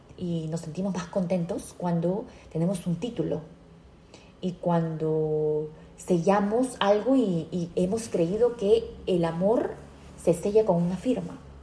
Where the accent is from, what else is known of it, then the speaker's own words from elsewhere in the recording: United States; yo, como americana